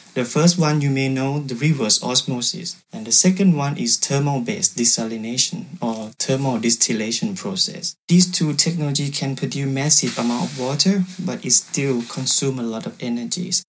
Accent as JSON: {"language": "English", "country": "Thailand", "second_language": "English", "moved": "as an adult", "lives_now": "Saarbrücken, Germany", "said": "I came from Thailand"}